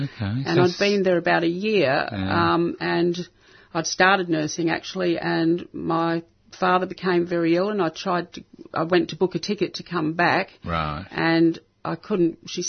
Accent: England, United Kingdom; born there; They were all Australian. I was born in England, so I went back on my British passport.

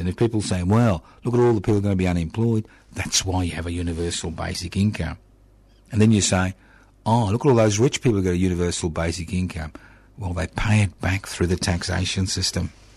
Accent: Australia; this is Australia

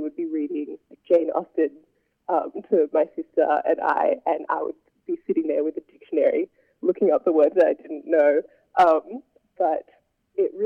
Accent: Hobart, Tasmania, Australia; growing up in Hobart and there not being that many Black people around

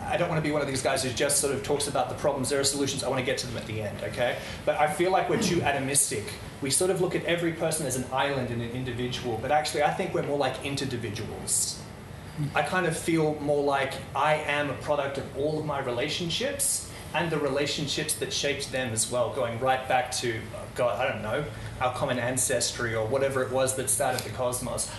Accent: Netherlands; moved away; I grew up in Holland

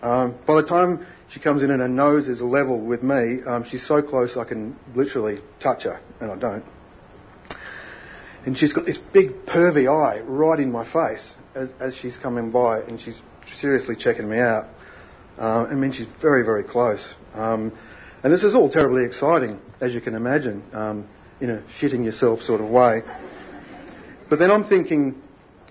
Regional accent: Australia; I grew up in Australia's last whaling town.

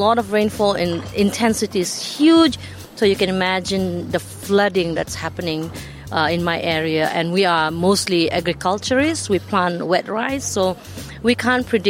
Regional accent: Sabah, Malaysia; I'm from the state of Sabah, Malaysia

